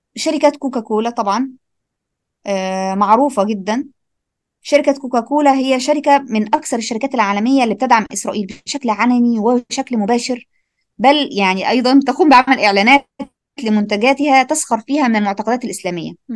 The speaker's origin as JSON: {"language": "Arabic", "country": "Egypt", "tie": "born or raised there", "said": "بما اني انا مصريه"}